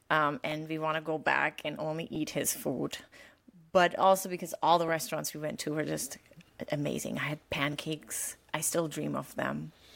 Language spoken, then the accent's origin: English; Rhineland, Germany; now in Florida, United States; I'm from the Rhineland